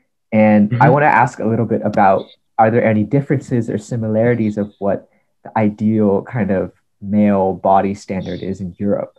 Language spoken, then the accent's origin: English; United States; I am Vietnamese American. I'm 20 years old and I grew up in the United States all my life, but in a Vietnamese household.